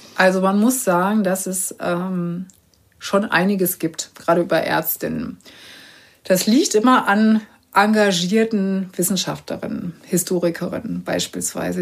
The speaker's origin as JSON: {"language": "German", "region": "Berlin", "country": "Germany", "said": "ich komme ja nur aus Berlin"}